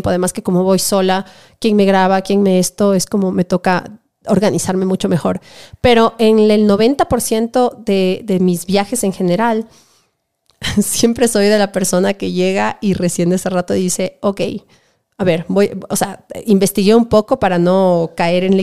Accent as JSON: {"language": "Spanish", "country": "Ecuador", "said": "Sobre todo como ecuatoriana"}